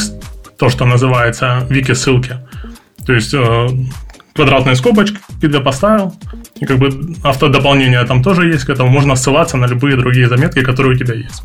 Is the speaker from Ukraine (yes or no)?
yes; Ukraine; я из Украины